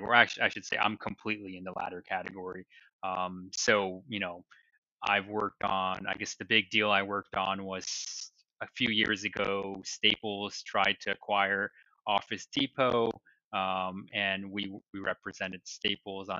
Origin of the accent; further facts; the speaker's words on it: Taiwan; moved away as an adult; also born or lived in New Jersey / Boston; now in New York City, United States; I was born in New Jersey and I grew up in Taiwan. So I spent all my formative years, first through 12th grade, in Taiwan.